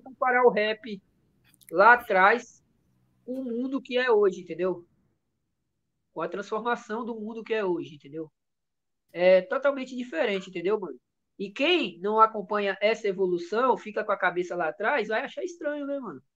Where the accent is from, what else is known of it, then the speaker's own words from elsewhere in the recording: Carinhanha, Bahia, Brazil; accent: baiano; also born or lived in Minas Gerais; now in São Paulo, Brazil; eu fui adotado e ainda criança, ainda eu fui para a Bahia, fui morar na Bahia